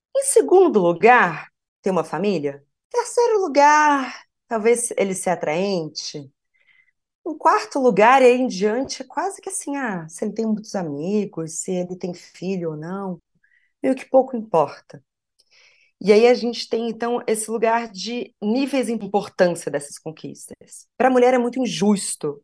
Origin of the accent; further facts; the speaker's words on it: Piracicaba, São Paulo, Brazil; Sou de Piracicaba, interior de São Paulo